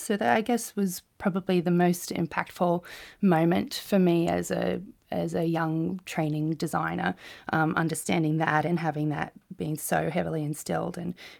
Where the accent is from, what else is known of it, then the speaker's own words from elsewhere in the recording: New Zealand; born there; also born or lived in Australia; I was born in New Zealand, but spent about 5 years living in that country.